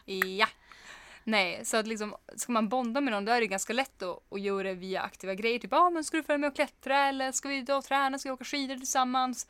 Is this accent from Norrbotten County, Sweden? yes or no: yes; Kiruna, Norrbotten County, Sweden; man är från Kiruna